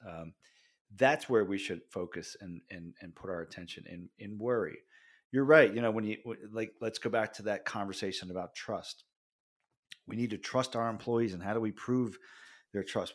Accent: Jersey Shore, New Jersey, United States; I grew up on the Jersey Shore

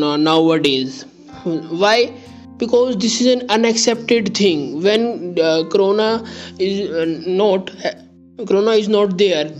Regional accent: India; I am from India

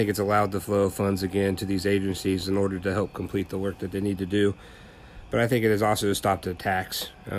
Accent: United States; As an American

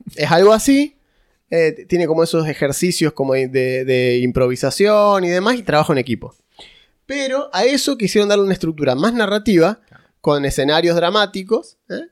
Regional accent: Córdoba, Argentina; yo soy de Córdoba. Es una provincia con un montón de gente dispersa, digamos

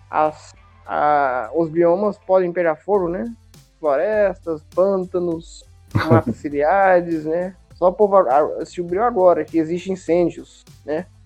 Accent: Brazil; e eu sou brasileiro, né?

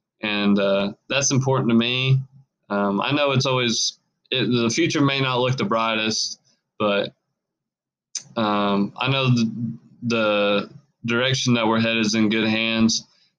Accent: Hinton, Oklahoma, United States; born or raised there

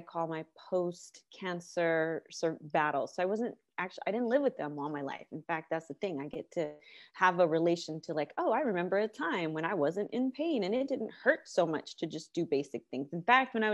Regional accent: California, United States; I'm from California, born and raised

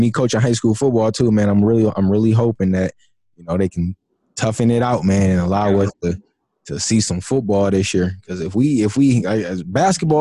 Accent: Detroit, Michigan, United States; I grew up in Detroit.

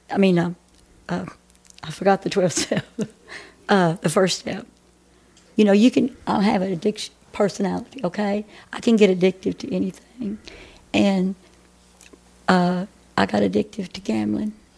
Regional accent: Athens, Texas, United States; also born or lived in Grand Prairie, Texas; now in Murchison, United States; I was raised down here in Athens

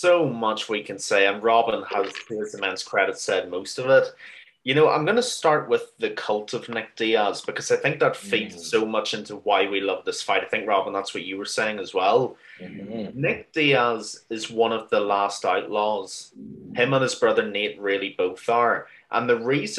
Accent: Ireland; as an Irish mixed martial arts fan

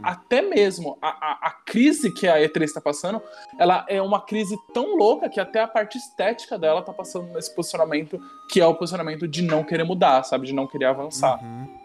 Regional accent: Brazil; a gente é brasileiro

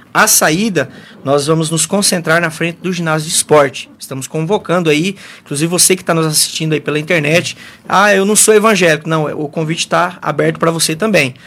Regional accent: Mundo Novo, Brazil; eu nasci, me criei, estou aqui em Mundo Novo até hoje

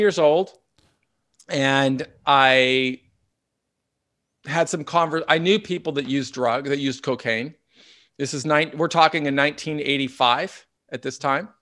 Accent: Seattle, Washington, United States; also born or lived in Southern California; So we grew up in North Seattle on the north side of Lake Washington.

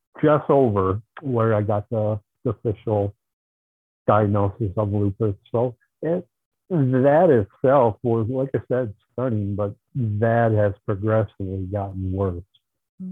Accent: Marshall, Wisconsin, United States; I'm from Marshall, Wisconsin, which is just east of Madison

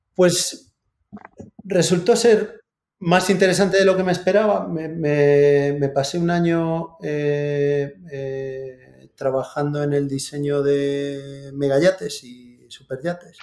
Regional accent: Santiago de Compostela, Galicia, Spain; Yo soy de Santiago

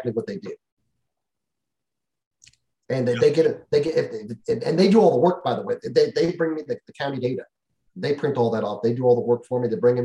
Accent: California, United States; moved away; I'm from California originally

